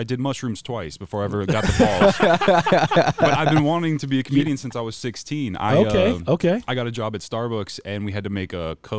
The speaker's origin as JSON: {"language": "English", "town": "Phoenix", "region": "Arizona", "country": "United States", "lives_now": "Jefferson City, United States", "said": "So I moved from Phoenix, to Jefferson City, Missouri."}